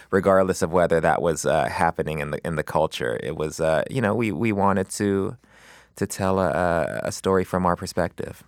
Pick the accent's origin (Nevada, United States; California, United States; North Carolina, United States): California, United States; Los Angeles; I grew up in West L